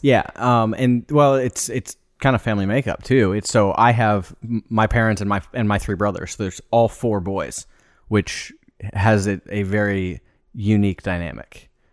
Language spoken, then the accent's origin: English; Des Moines, Iowa, United States; landed in Des Moines. All of us grew up there